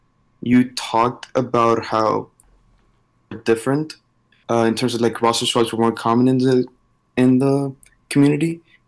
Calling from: College Station, Texas, United States; I'm calling from College Station, Texas.

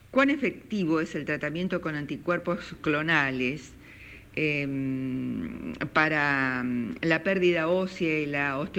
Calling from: Caseros, Buenos Aires Province, Argentina; Eh, bueno … de Caseros

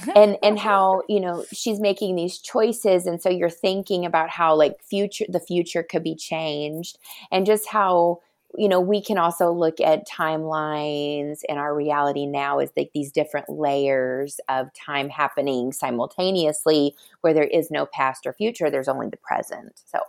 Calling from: Wisconsin, United States; Yes, I'm tuning in from West Dallas, Wisconsin, which is just right on the edge of Milwaukee.

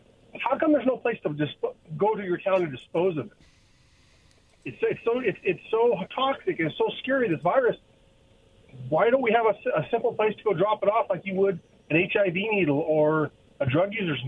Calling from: Kennewick, Washington, United States; out of Kennewick.

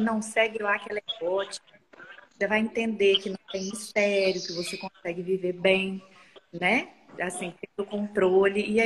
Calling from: Vila Velha, Espírito Santo, Brazil; de Vila pode falar. Velha, no...

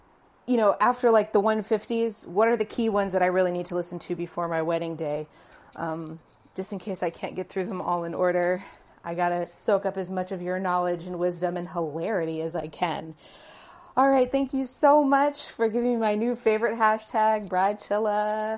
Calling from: Honolulu, Hawaii, United States; I am messaging you from Honolulu, Hawaii.

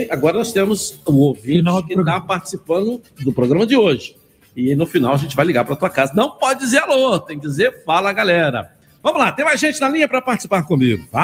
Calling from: Rio de Janeiro, Brazil; Eu sou da Vila da Penha.

